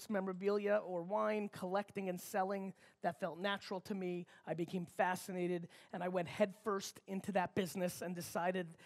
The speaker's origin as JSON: {"language": "English", "town": "New York City", "region": "New York", "country": "United States", "tie": "born or raised there", "also_born_or_lived": "Babruysk, Belarus", "said": "I grew up in a very immigrant upbringing, 6, 7, 8 family members in a studio apartment in Queens, New York."}